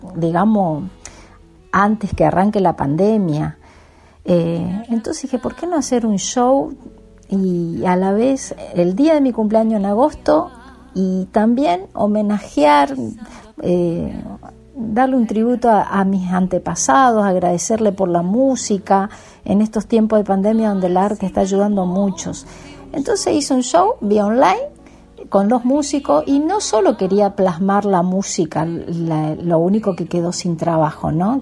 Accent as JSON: {"language": "Spanish", "area": "Guaviraví, Yapeyú", "region": "Corrientes", "country": "Argentina", "tie": "born or raised there", "said": "yo me crié ahí en Guaviravita, Pedicuaya, Peyú, que son pueblitos de ahí donde es mi abuelo"}